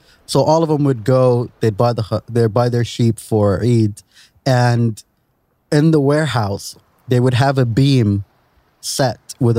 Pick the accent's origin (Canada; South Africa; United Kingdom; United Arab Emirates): United Arab Emirates; Sharjah; I remember growing up in Sharjah